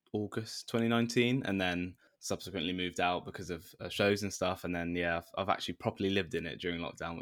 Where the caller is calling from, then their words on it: London, United Kingdom; From the flat I'm in, southeast London. Yeah, just in my little room.